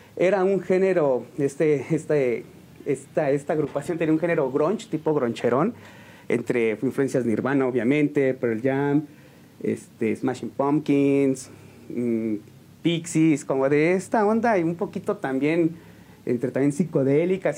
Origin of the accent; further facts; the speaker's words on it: San Juan del Río, Querétaro, Mexico; De aquí, de aquí de San Juan del Río. Soy originario de San Juan